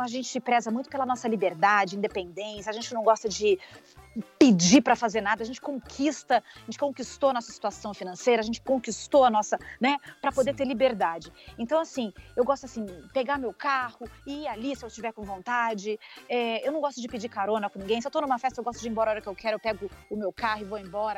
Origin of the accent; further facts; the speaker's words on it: Brazil; moved away; eu adoro ser brasileira. Pelo menos eu, onde eu passo, falo que eu sou brasileira